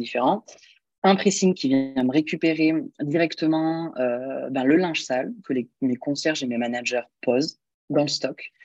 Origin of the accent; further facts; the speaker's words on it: Montpellier, Occitania, France; je suis de Montpellier, donc euh, j'ai toujours vécu là